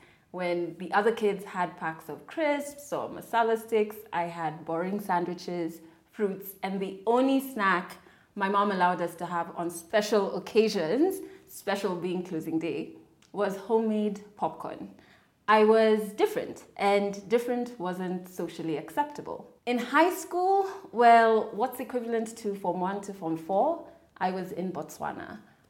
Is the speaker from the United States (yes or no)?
no; Kenya